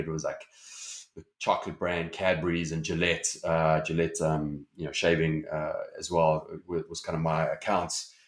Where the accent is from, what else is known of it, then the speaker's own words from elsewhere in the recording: Johannesburg, Gauteng, South Africa; accent: South African; my accent is, is South African. So, uh, you know, I grew up in South Africa, Johannesburg